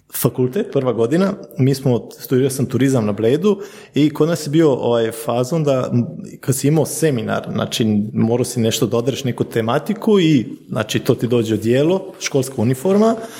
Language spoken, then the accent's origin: Croatian; Slovenia; ja sam rođen u Sloveniji, nam, mi smo druga generacija, sad vidimo moje treće generacije, moji su došli iz Bosne